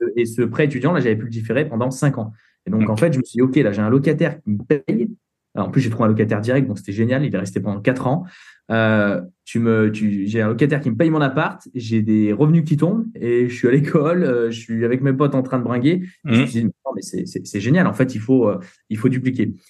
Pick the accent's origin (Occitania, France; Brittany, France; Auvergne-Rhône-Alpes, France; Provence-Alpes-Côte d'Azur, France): Auvergne-Rhône-Alpes, France; Saint-Étienne; on vient de Saint-Étienne